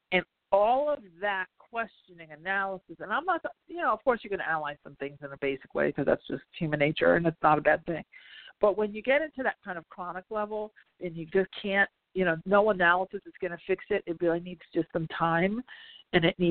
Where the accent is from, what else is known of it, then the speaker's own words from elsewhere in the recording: New Jersey, United States; I'm from Jersey